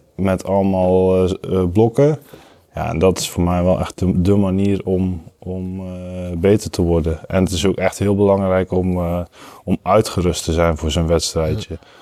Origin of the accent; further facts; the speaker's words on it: Zeeland, Netherlands; moved away; van origine kom ik uit Zeeland